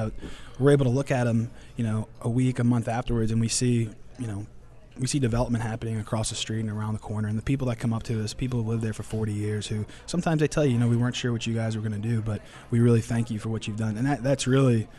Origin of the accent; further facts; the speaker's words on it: New Orleans, Louisiana, United States; I'm from New Orleans, born and raised here